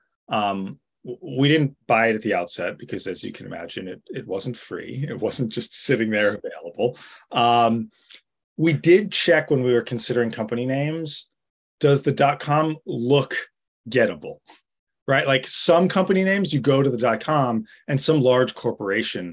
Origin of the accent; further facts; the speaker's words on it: New York City, New York, United States; I grew up in New York City, in downtown Manhattan